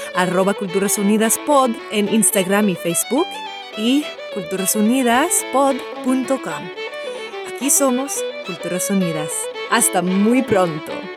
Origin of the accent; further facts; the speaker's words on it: United States; Yo nací y crecí en los Estados Unidos